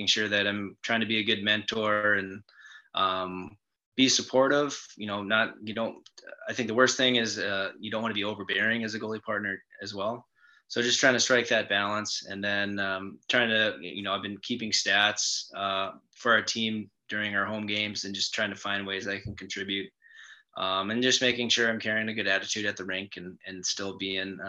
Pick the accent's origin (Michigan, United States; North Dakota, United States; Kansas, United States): North Dakota, United States; Grand Forks; I grew up in Grand Forks, North Dakota, and I'm from a pretty big family.